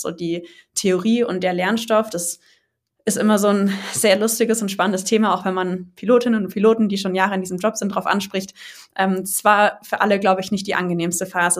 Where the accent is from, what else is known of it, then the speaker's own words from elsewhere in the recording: near Stuttgart, Baden-Württemberg, Germany; Ich komme aus der Nähe von Stuttgart